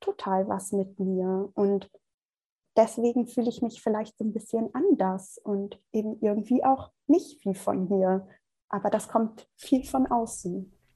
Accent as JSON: {"language": "German", "country": "Germany", "tie": "born or raised there", "said": "dass ich wirklich ähm, aus Deutschland komme, hier groß ge geboren bin, groß geworden bin."}